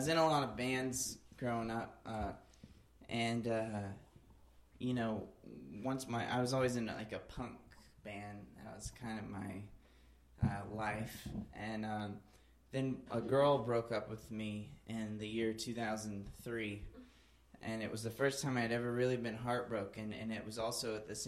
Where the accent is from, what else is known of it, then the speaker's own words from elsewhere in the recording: Alabama, United States; I grew up in Alabama